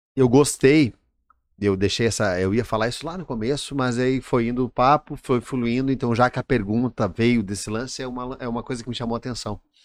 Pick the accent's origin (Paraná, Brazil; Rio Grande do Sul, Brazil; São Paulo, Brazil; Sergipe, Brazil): Rio Grande do Sul, Brazil; now in Santa Catarina, Brazil; eu sou gaúcho